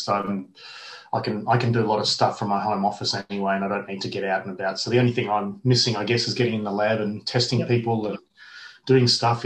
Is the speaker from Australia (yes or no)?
yes; Perth, Western Australia, Australia; I was born in Perth and I grew up in Perth